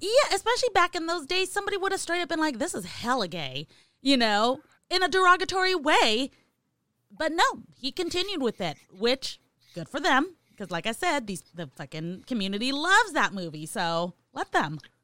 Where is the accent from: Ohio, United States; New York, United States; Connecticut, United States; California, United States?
California, United States; I'm from California